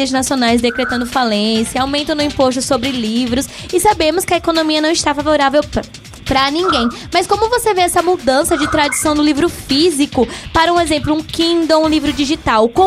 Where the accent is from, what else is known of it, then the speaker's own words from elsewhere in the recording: Northeast Region, Brazil; eu tenho, como nordestino, eu tenho propagado o, o dois, assim, né?